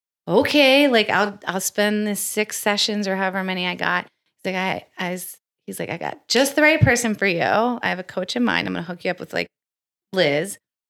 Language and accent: English; Pittsburgh, Pennsylvania, United States; moved away as an adult; also born or lived in Baltimore; So I'm from Pittsburgh.